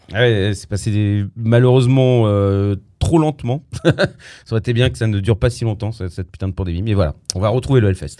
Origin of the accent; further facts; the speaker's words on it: Avignon, Provence-Alpes-Côte d'Azur, France; je suis d'Avignon, hein, du Luberon